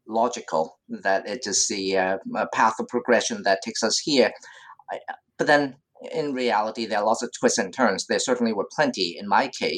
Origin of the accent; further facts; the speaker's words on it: Hong Kong; moved away as an adult; also born or lived in United States; I was born and raised in Hong Kong, and like any good native child of this city, I pursued a pragmatic career-oriented path. So I left Hong Kong to go to school in the US